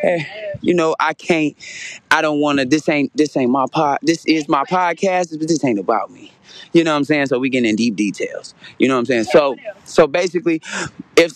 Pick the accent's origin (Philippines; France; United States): United States; Indiana; I'm from Indiana